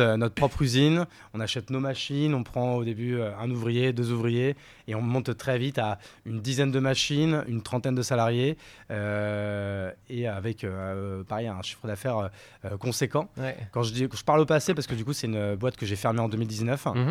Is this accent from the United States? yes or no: no; Courgivaux, Grand Est, France; moved away as an adult; also born or lived in Paris / Bordeaux; Je suis né à Paris. ma famille est parisienne depuis 3-4 générations. Et ma mère et mon père, quand j'étais petit, ont eu la bonne idée d'aller vivre en Champagne-Ardenne, dans la Marne pour être plus précis, dans un village de 300 habitants.